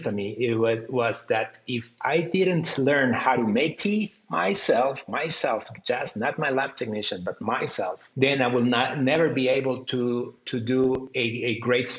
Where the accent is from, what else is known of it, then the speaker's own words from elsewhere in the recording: Costa Rica; I'm from Costa Rica